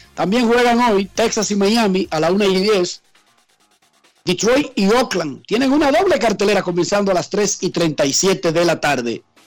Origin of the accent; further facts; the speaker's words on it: Dominican Republic; Yo soy dominicano